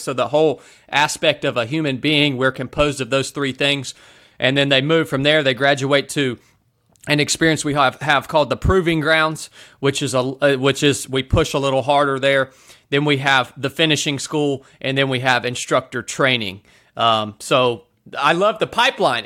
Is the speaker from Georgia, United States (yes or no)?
yes; North Georgia, United States; I showed back up to my hometown here in North Georgia